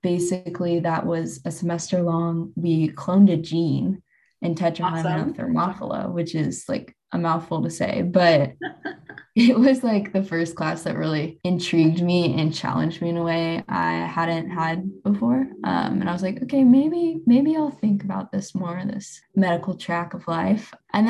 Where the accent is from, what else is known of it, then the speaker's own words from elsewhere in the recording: St. Charles, Missouri, United States; I'm from St. Charles, so not St. Louis.